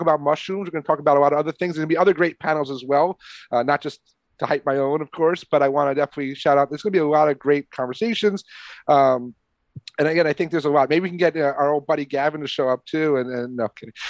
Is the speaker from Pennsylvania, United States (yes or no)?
no; New York, United States; moved away; also born or lived in Catskills; growing up in New York as a kid